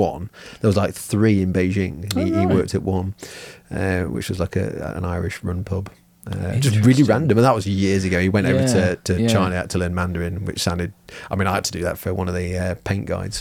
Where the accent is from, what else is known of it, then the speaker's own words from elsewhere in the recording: Germany; born there; Yeah, I was born in Germany, yeah, and spoke German as a child.